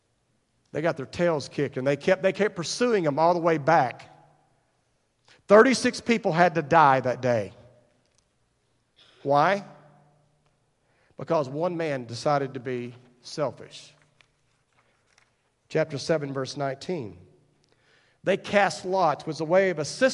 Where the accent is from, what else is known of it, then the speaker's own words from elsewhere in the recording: Paradise, Texas, United States; I grew up in Wise County, just across the way here